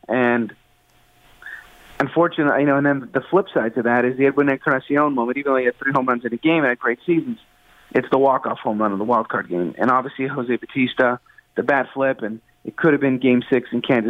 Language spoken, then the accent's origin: English; Canada; it's a sense of pride in being a Canadian and living in Toronto.